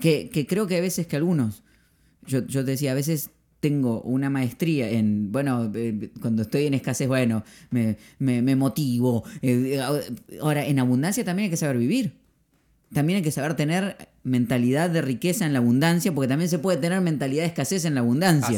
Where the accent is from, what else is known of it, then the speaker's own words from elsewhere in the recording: Argentina; soy argentino